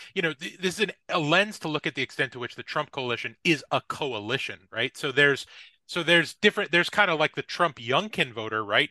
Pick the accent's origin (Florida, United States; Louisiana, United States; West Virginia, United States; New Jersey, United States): New Jersey, United States; I'm from New Jersey